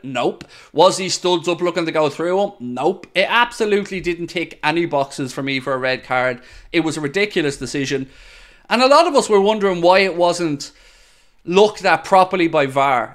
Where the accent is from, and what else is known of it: Ireland